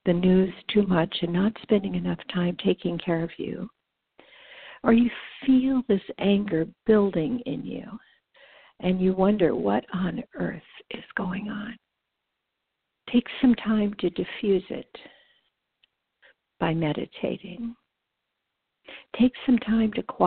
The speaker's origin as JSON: {"language": "English", "area": "Los Angeles County", "region": "California", "country": "United States", "tie": "born or raised there", "said": "I grew up in Los Angeles County"}